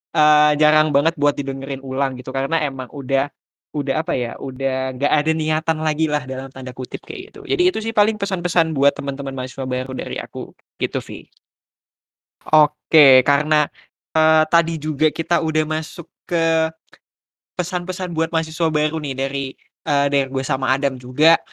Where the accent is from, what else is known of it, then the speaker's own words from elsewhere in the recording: Jakarta, Indonesia; moved away as an adult; now in Malang, Indonesia; sebagai mahasiswa perantau, uh, mungkin karena gue dari Jakarta